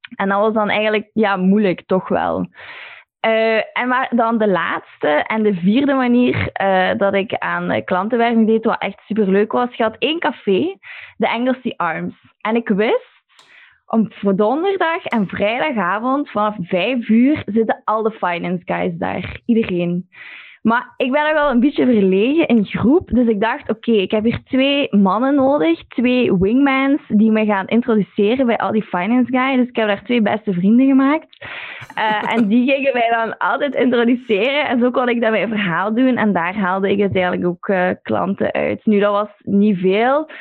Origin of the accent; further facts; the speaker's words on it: Belgium; moved away as an adult; also born or lived in London; als Belg